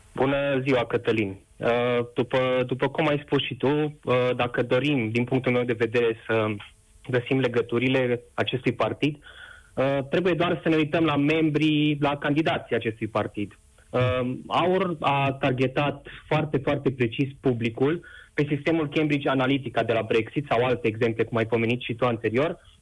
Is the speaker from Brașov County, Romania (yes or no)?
no; Harghita County, Romania; sunt chiar din Harghita